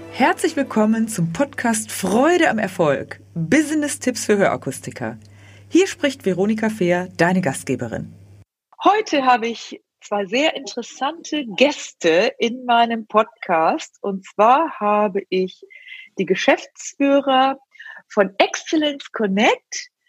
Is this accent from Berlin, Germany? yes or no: no; Rheine, North Rhine-Westphalia, Germany; ich komme ja auch aus der Gegend, also ich komme aus Rheine oder Spelle bei Rheine meine Mutter ist ja Münsterländerin